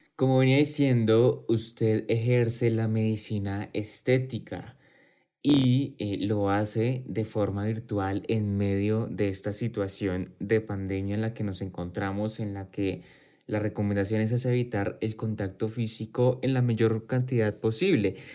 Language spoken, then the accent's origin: Spanish; Colombia